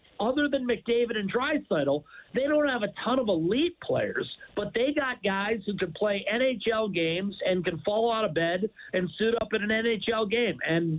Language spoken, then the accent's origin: English; United States; now in Edmonton, Canada; I'm American.